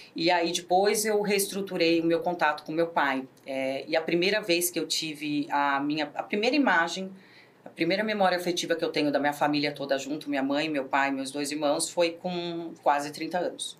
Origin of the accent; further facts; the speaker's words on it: Americana, São Paulo, Brazil; sou natural de Americana